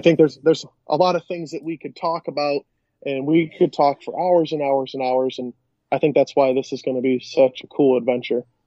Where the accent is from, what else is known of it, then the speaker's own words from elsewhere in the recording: Western New York, United States; we're from Western New York.